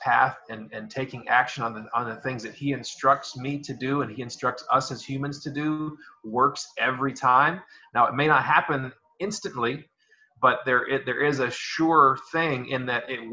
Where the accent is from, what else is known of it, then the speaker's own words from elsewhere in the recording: United States; moved away as an adult; now in American Samoa; But I am from the United States originally